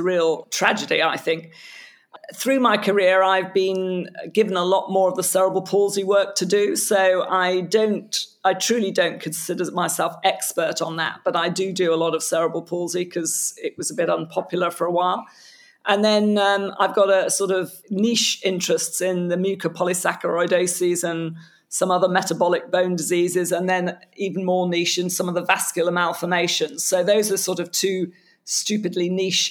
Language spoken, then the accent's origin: English; United Kingdom; as a Brit halfway between Europe and the States